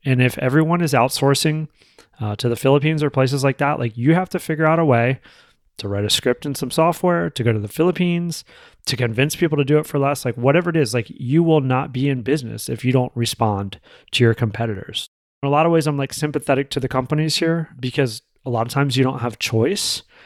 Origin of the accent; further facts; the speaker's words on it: United States; as an American